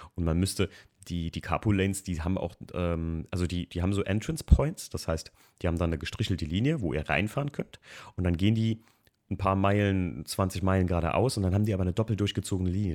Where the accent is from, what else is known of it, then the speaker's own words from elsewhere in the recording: Germany; hier bei uns in Deutschland